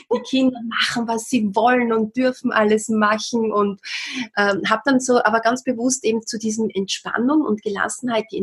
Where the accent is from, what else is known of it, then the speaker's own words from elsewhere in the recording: Austria; war damals als Erzieherin oder bei uns in Österreich sagt man Kindergärtnerin tätig